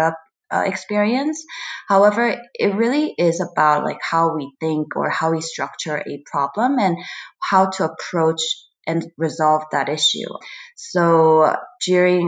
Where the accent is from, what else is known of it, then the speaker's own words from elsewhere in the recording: Seoul, South Korea; also born or lived in Brooklyn, United States; now in United States; As Korean or born in Seoul and grew up in Seoul, we feel very attached and just proud of our own culture. But at the same time, like, we are also American